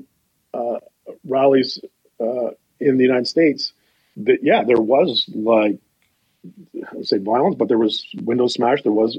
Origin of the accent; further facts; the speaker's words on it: Ottawa, Ontario, Canada; I was born in Ottawa, spent most of my life here, went to Glebe High School, went to Ottawa U